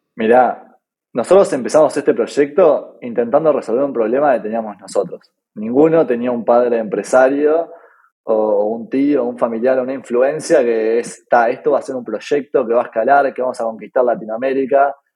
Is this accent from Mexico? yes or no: no; Uruguay; soy de Uruguay y soy el CEO de Orderit